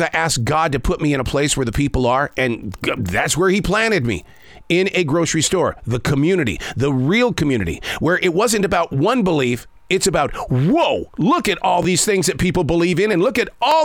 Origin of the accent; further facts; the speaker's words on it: Billings, Montana, United States; moved away; I grew up in Billings, Montana.